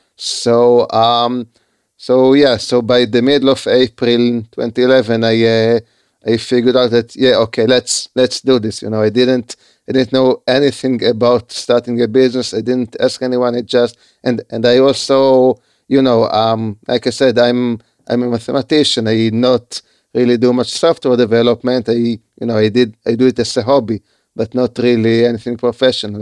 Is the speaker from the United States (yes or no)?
no; Haifa, Haifa District, Israel; I live in Israel. I was I was I was born in Haifa